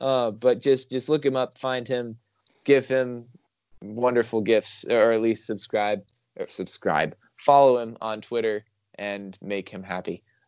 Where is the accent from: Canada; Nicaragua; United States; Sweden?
United States; Georgia; obviously I'm from Georgia